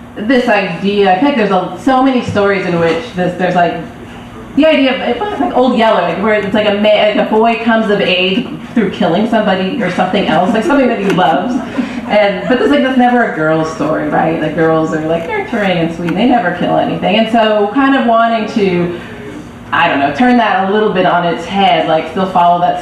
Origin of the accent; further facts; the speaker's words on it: Berkeley, California, United States; I grew up in Berkeley